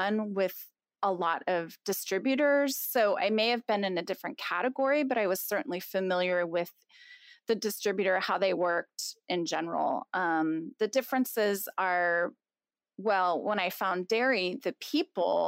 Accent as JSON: {"language": "English", "area": "West Marin", "region": "California", "country": "United States", "tie": "born or raised there", "said": "I grew up on a farm in West Marin, so about an hour north of the Golden Gate Bridge"}